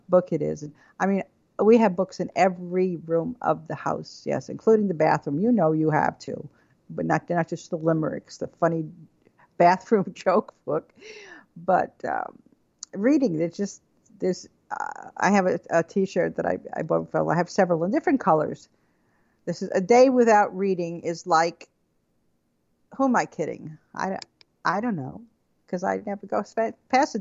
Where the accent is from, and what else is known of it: Levittown, New York, United States; born or raised there; also born or lived in Brooklyn, New York